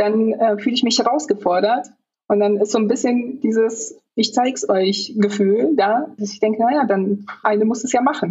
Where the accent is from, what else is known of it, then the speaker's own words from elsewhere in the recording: Poland; also born or lived in Hanover, Germany; now in Berlin, Germany; dann muss ich Polnisch sagen